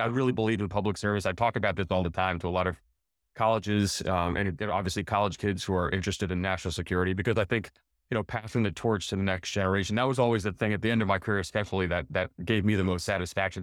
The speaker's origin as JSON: {"language": "English", "country": "United States", "said": "we're from the United States of America"}